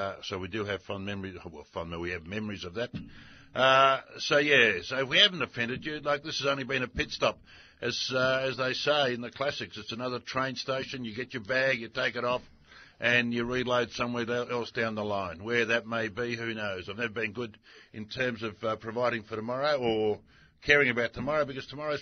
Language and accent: English; Australia; being Australian. You know, we love a beer, we love a punt, we love a chat